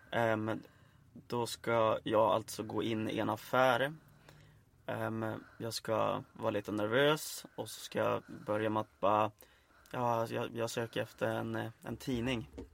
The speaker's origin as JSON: {"language": "Swedish", "town": "Örnsköldsvik", "region": "Västernorrland County", "country": "Sweden", "moved": "as an adult", "lives_now": "Landskrona, Sweden", "said": "Jag kommer ifrån Övik"}